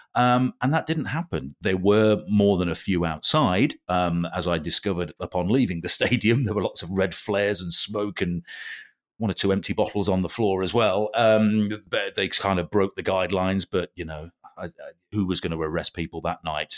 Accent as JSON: {"language": "English", "region": "England", "country": "United Kingdom", "said": "being English"}